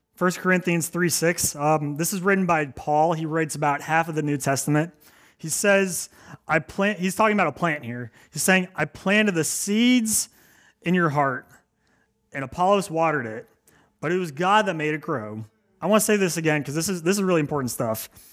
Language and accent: English; Maryland, United States; moved away as an adult; now in Cape Cod, United States; I am not from Cape Cod. I am from Maryland